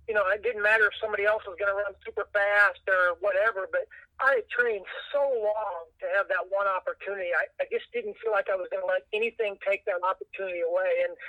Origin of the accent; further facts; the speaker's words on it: Missouri, United States; a lot of people from my hometown, a lot of people from Central Missouri, a lot of college buddies all came down.